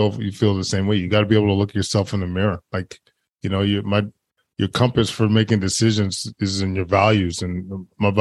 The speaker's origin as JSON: {"language": "English", "town": "Edmonton", "region": "Alberta", "country": "Canada", "tie": "born or raised there", "said": "I was actually born and raised in Edmonton, which is a huge hockey town"}